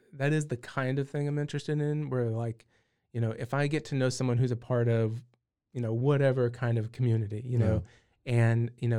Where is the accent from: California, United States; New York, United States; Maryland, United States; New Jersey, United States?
California, United States; I will tell you I'm originally from California.